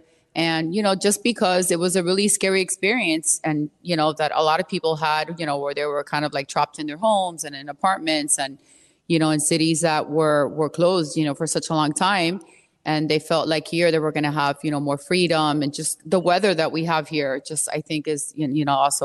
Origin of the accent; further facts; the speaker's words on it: Miami, Florida, United States; I'm like from Miami